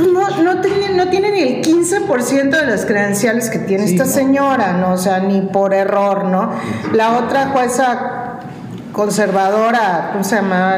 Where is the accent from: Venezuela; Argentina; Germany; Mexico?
Mexico; mi país